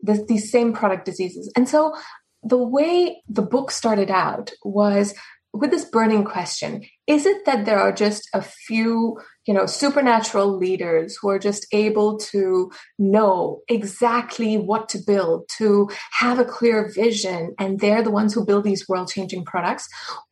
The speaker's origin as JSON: {"language": "English", "country": "South Africa", "moved": "yes", "lives_now": "Boston, United States", "said": "I'm a South African citizen"}